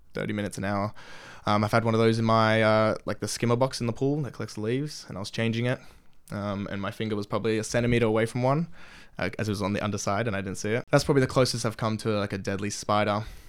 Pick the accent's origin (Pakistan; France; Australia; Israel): Australia; Sydney, New South Wales; I'm from Sydney, Australia.